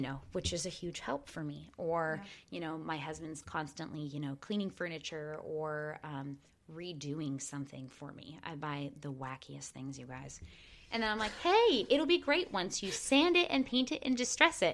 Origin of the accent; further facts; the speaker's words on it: Port Angeles, Washington, United States; the town that I was raised